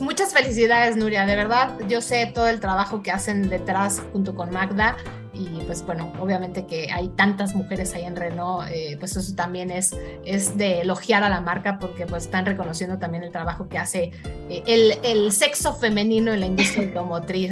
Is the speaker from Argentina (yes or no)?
no; Mexico; estamos viviendo la Fórmula 1 de otra manera los mexicanos